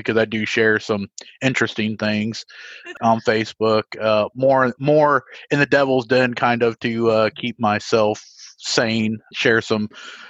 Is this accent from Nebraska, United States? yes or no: no; Evansville, Indiana, United States; I'll keep my hometown public so people can see where I'm from. Evansville, Indiana